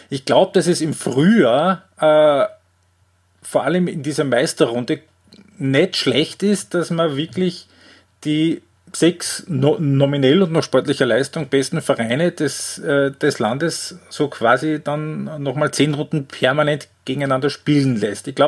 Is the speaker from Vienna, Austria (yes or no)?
no; Graz, Styria, Austria; Ähm, als Grazer bleibt die Frage nicht aus, wenn du die Thematik schon ansprichst.